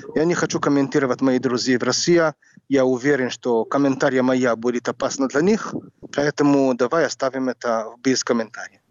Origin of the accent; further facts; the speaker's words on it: Jerusalem, Jerusalem District, Israel; Russian is a second language; moved away as an adult; also born or lived in New York / Ukraine; now in Kryvyi Rih, Ukraine; Я родился в Иерусалиме